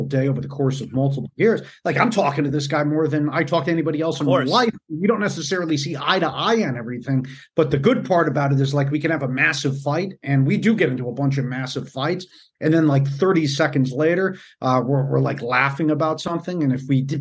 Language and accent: English; Northeast, United States; I grew up in the Northeast